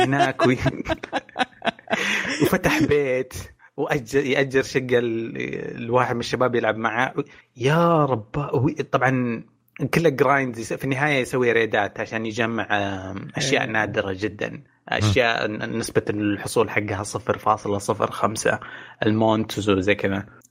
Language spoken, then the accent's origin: Arabic; Saudi Arabia; عندنا في السعوديه